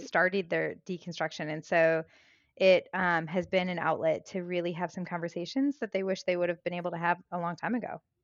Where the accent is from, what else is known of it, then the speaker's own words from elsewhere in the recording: Springfield, Illinois, United States; also born or lived in Chicago; I grew up in the Midwest, I grew up in Illinois, Springfield, Illinois, land of Lincoln